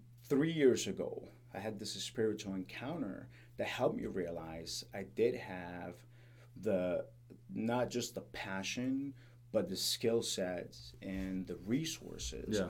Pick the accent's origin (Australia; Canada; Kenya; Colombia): Colombia; moved away as an adult; now in United States; I grew up in Colombia, so I witnessed corruption and just violence in general. So when I moved to the States